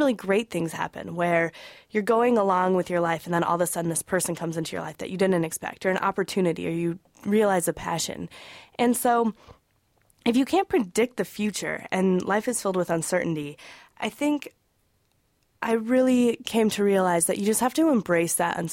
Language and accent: English; Wyoming, United States; I'm originally from Wyoming